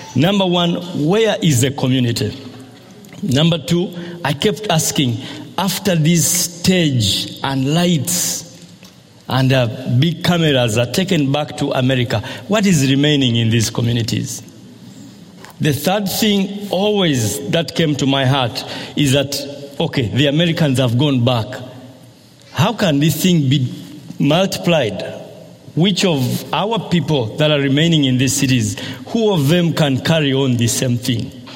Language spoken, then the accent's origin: English; Busega, Central Region, Uganda; I'm coming from Busega in Uganda